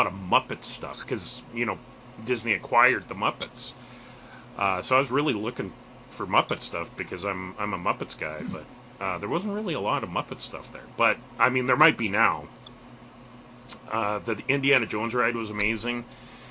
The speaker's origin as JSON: {"language": "English", "country": "Canada", "said": "as a Canadian"}